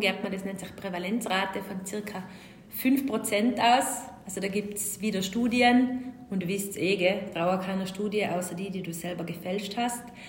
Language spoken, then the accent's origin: German; Tyrol, Austria; accent: Tyrolean; Ich bin Tirolerin